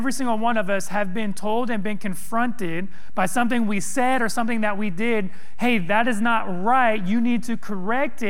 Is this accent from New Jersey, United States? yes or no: no; California, United States; moved away as an adult; also born or lived in East Texas / East Tennessee; I grew up in California, went to college in East Texas